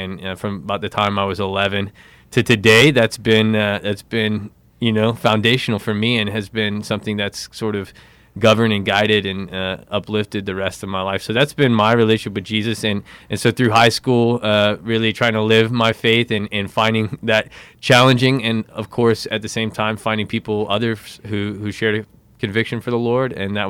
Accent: Philippines; born there; I was born in the Philippines.

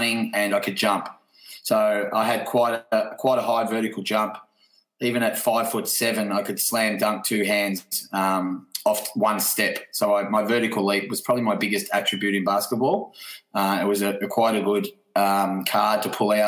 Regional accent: Newborough, Victoria, Australia; moved away as an adult; also born or lived in Moe, Victoria; I was born in Mowi and grew up in a suburb next to Mowi, 2.5 kilometres away, called Newborough.

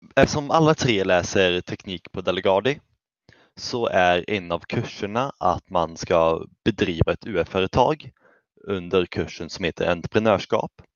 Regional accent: Källby, Västra Götaland, Sweden; jag kommer från Källby

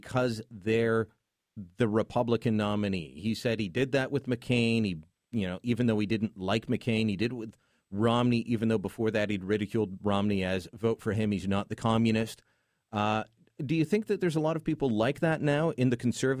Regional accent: Canada; as a Canadian

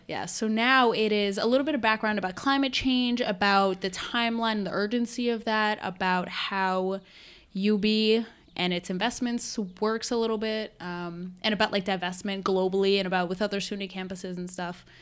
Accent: Westchester County, New York, United States; I'm from Westchester County, New York, uh, which is just about an hour north of New York City.

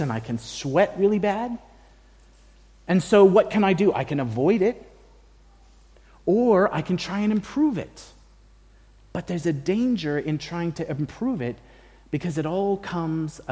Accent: United States; now in Australia; I can say that as an American and a Mexican American at that.

